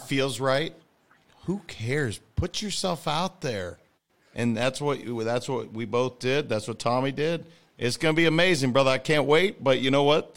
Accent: Montana, United States; I'm a kid from Montana.

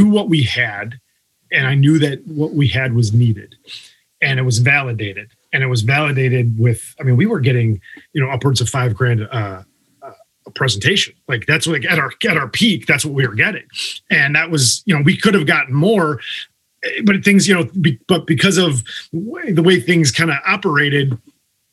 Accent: Chicago, Illinois, United States; we're from Chicago, Illinois

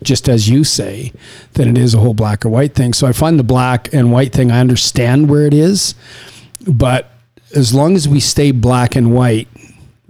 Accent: Saskatchewan, Canada; I was raised in Saskatchewan

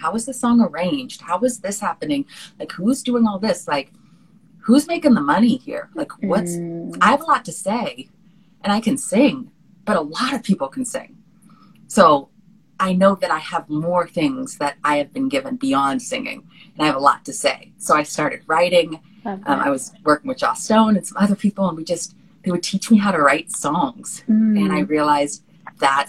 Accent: Bay Area, California, United States; also born or lived in Washington, D.C. / Los Angeles; I grew up in the Bay Area in California

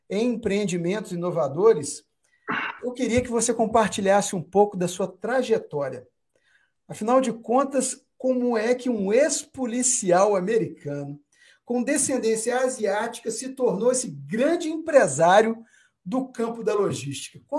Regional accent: Minas Gerais, Brazil; Mas aqui nós somos de Minas Gerais, também está carregado de sotaque.

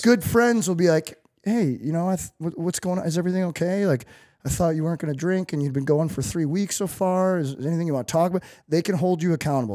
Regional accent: St. Louis, Missouri, United States; growing up in Saint Louis

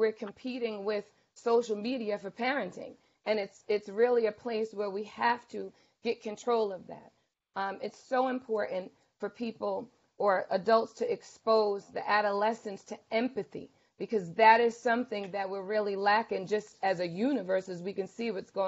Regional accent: Bayonne, New Jersey, United States; I'm from Bayonne, and I went to the PAL after school

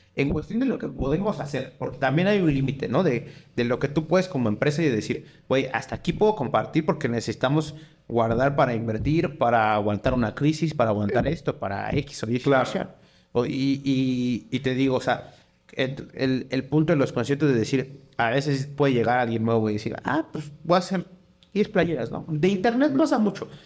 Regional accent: Mexico; yo soy mexicano

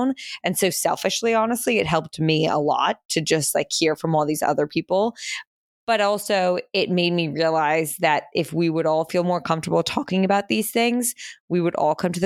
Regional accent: Princeton, New Jersey, United States; moved away as an adult; also born or lived in Manhattan, New York / Pennsylvania; now in New York, United States; We moved from New York to New Jersey when I was, I think, like three, in between three and four, and moved to Princeton, New Jersey, which is where I spent my entire childhood

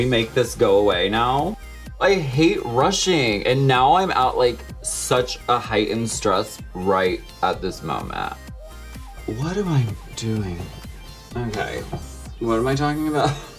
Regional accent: Erie, Pennsylvania, United States; now in Hollywood, United States; I grew up in Erie, Pennsylvania.

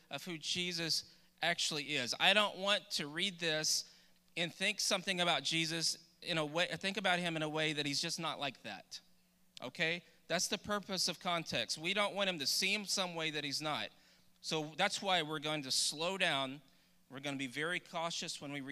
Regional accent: Douglas, Texas, United States; I grew up in Douglas, Texas, which is outside of Nacogdoches

